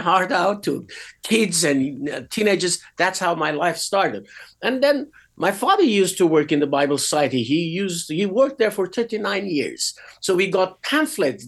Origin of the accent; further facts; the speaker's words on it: Iran; moved away as an adult; also born or lived in United Kingdom; I was born in Iran, and at the age of six, I had a absolutely glorious vision of Christ